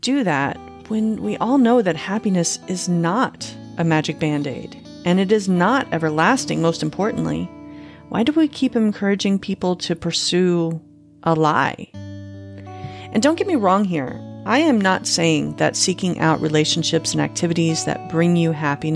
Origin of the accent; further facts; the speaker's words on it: Panama City, Florida, United States; moved away as an adult; also born or lived in Phoenix, Arizona; my hometown of Panama City, Florida